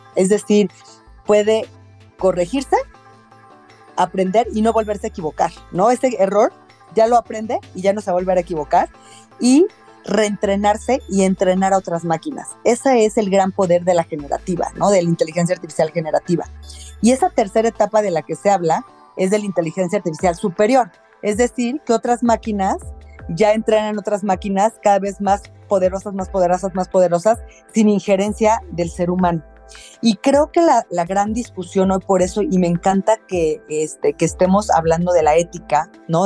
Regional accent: Mexico City, Mexico; soy de la Ciudad de México

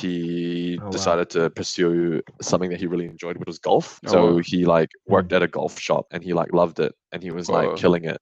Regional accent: New Zealand; moved away as an adult; now in Australia; I moved to New Zealand

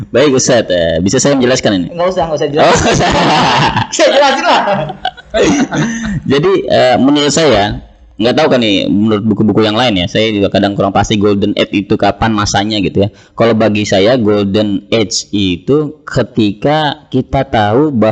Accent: Jakarta, Indonesia; Uh, saya lahir di Jakarta ya. Walaupun uh, ayah saya dari Temanggung, ibu saya dari Ngawi. Jadi dua-duanya Jawa. Tapi uh, saya dibesarkan di Jakarta, orang Jawa tapi nggak bisa bahasa, bahasa Jawa.

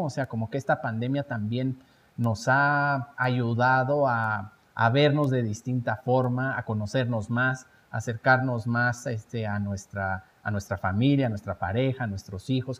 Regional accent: Mexico; como mexicanos

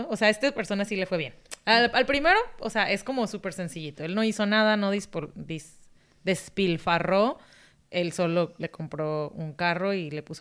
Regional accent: Mexico; now in United States; yo como mexicana lo compraba y me decían, no te lo van a dar porque eres mexicana.

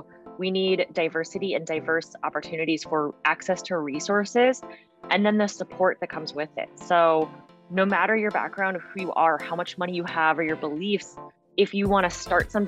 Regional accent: Fargo, North Dakota, United States; moved away as an adult; also born or lived in Montana; I grew up here. So I was born in Montana, but spent most of my life in Fargo

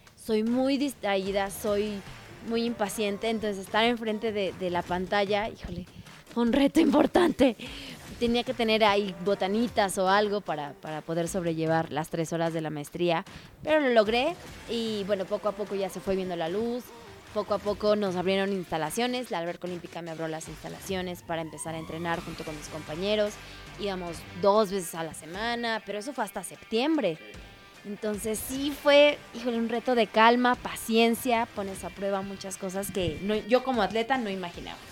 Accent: Mexico; como buen mexicano

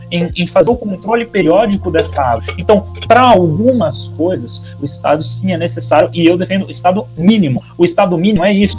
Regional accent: Goiás, Brazil; sou goiano

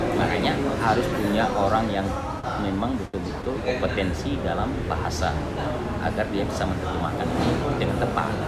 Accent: Aceh, Indonesia; kita orang Aceh

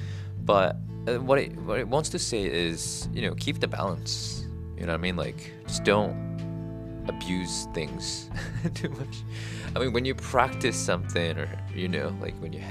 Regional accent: Japan; moved away; I grew up in Japan, and here is totally different

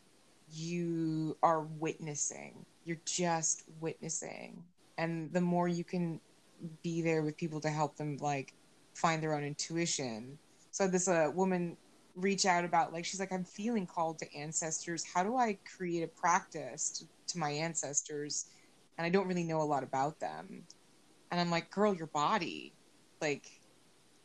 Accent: United States; I've loved being born American and like having my fantasies of my Irish ancestry

